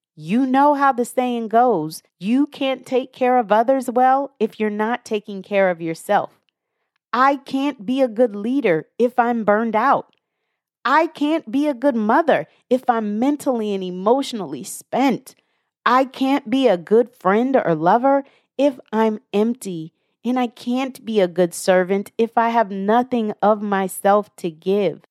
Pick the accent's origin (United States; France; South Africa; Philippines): United States; the Northwest, Pacific Northwest; I'm from the Northwest